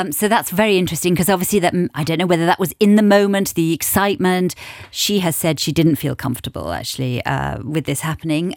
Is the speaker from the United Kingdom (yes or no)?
yes; England, United Kingdom; I'm English, British